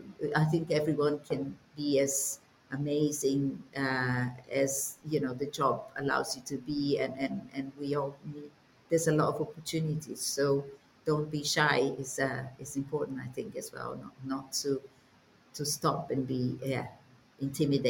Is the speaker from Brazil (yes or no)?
yes; Brazil; moved away; I'm Brazilian, but my dad was, or is Czech